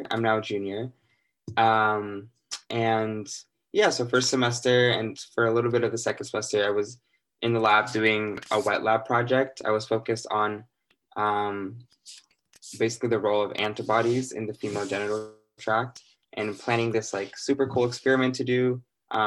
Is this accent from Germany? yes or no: no; Littleton, Colorado, United States; moved away as an adult; now in Cambridge, United States; I'm from Littleton, Colorado, but my family's from Ethiopia